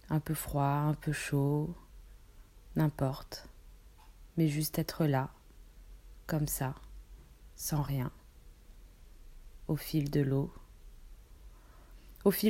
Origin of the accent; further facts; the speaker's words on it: French Polynesia; moved away; de mon, de mon pays natal, le Pacifique, Tahiti, la Polynésie